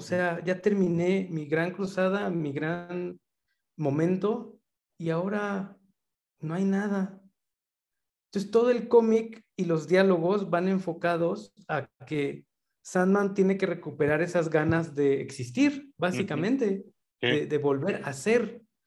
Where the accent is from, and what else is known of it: Mexico